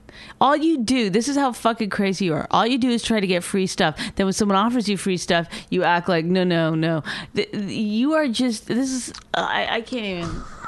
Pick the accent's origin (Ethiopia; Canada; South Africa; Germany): Canada; Have anger problems. I'm Canadian.